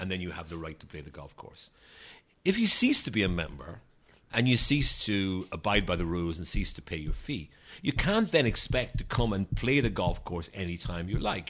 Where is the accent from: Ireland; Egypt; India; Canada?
Ireland; moved away as an adult; now in Washington, United States